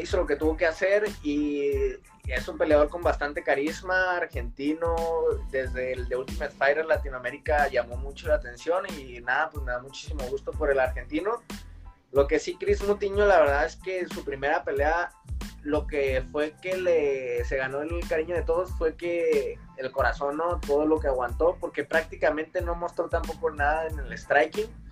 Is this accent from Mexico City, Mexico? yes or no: no; Tijuana, Baja California, Mexico; yo también soy tijuanense, porque Bueno, nací en, nací en Tijuana, pero, toda mi vida en Tijuana.